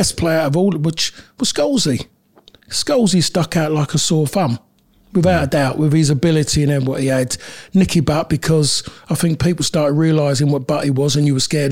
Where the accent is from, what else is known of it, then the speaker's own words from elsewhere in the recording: London, United Kingdom; moved away as an adult; also born or lived in Manchester; I'm a Londoner